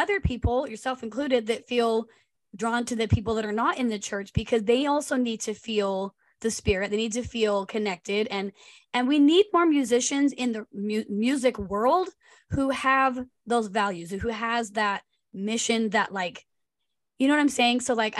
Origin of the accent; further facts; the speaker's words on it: Utah, United States; because I grew up in Utah, me and Julie